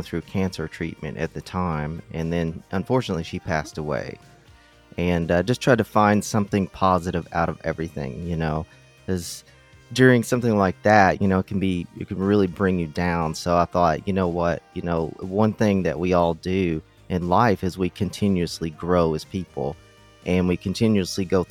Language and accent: English; Kentucky, United States; also born or lived in San Francisco; now in Los Angeles, United States; I'm from Kentucky